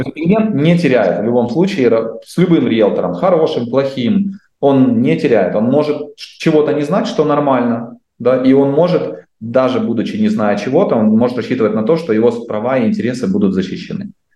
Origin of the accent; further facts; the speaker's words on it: Dnipro, Dnipropetrovsk Oblast, Ukraine; now in Canada; я из Украины, из Днепра